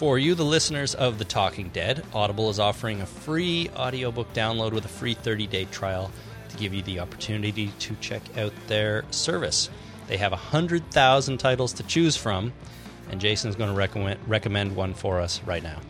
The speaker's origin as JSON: {"language": "English", "country": "Canada", "said": "being Canadian"}